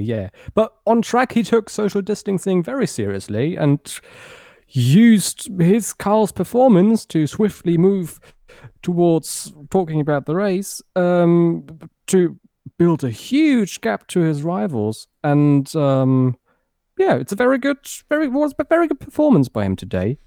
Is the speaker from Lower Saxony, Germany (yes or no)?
no; Berlin, Germany; moved away as an adult; also born or lived in Frankfurt area, Germany; now in near Frankfurt, Germany; I grew up near Tempelhof. I went to, to school in the very same district